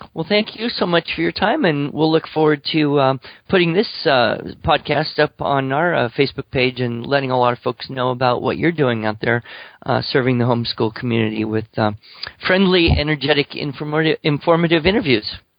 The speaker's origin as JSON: {"language": "English", "region": "Alabama", "country": "United States", "said": "I come from Alabama"}